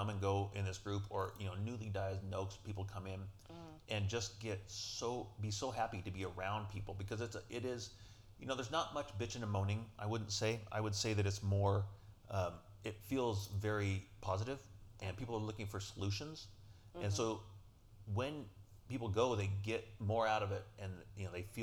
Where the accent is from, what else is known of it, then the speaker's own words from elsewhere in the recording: Colorado, United States; moved away as an adult; now in Vancouver, Canada; I'm from Colorado